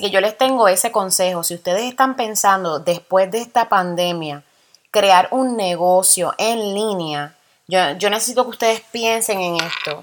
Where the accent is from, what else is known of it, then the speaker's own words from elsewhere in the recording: Puerto Rico; now in United States; somos boricuas, somos puertorriqueños